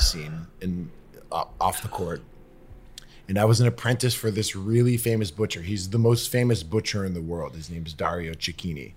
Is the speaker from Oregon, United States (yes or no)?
no; Lexington, Massachusetts, United States; now in West Hollywood, United States; I'm from Lexington, just outside of Boston